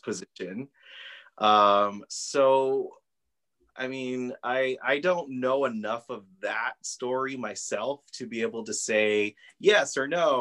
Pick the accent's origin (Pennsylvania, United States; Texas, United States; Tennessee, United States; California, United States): Texas, United States; Socorro; I'm originally from Socorro, yeah. so my family has been here for generations, right. um, and so we grew up uh, not far from the mission